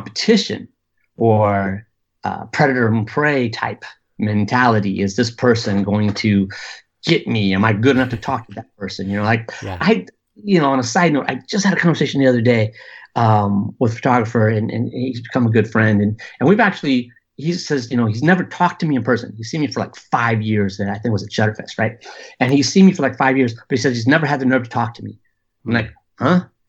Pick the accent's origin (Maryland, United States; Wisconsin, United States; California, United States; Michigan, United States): California, United States; Southern; also born or lived in Austin, Texas; growing up in Southern California